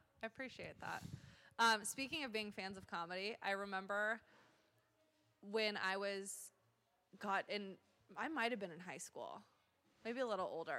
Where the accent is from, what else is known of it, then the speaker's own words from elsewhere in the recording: Nebraska, United States; we were born and raised in Nebraska.